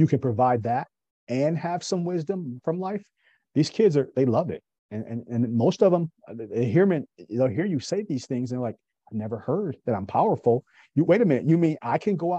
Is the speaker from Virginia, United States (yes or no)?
no; Kalamazoo, Michigan, United States; moved away as an adult; now in Raleigh, United States; born and raised in Kalamazoo, Michigan.